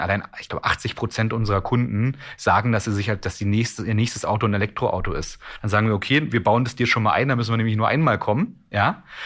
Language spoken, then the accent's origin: German; Strausberg, Brandenburg, Germany; ich bin ja ähm, ein Kind des Ostens, also ich bin ja in Strausberg zwischen Berlin und Polen geboren